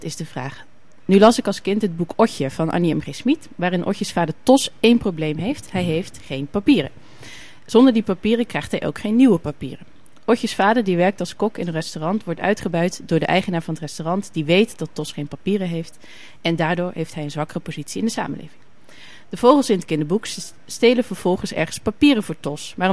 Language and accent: Dutch; Germany; born there; Ik ben namelijk geboren in Duitsland.